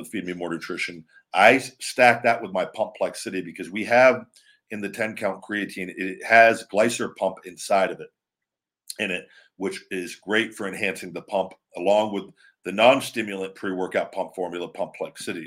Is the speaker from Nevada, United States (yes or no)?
yes; Las Vegas, Nevada, United States; where I grew up in Vegas